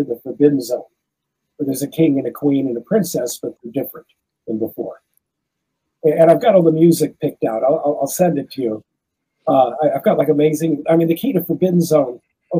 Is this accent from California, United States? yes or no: yes; Los Angeles, California, United States; moved away as an adult; also born or lived in France; I was a Jew from Crenshaw.